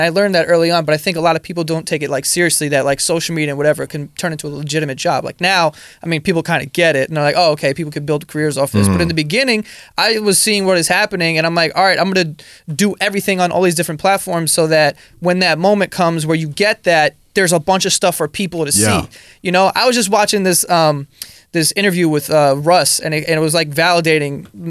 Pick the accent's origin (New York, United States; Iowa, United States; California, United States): New York, United States; New York City; I grew up in Astoria. There's mad Greeks.